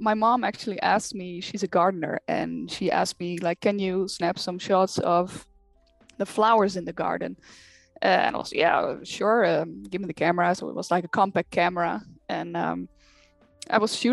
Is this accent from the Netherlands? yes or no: yes; Netherlands; I'm from the Netherlands